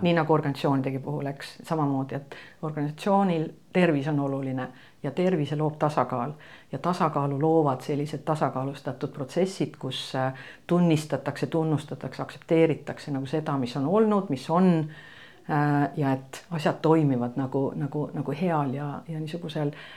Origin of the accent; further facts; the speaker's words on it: Estonia; ma olen nagu eestlane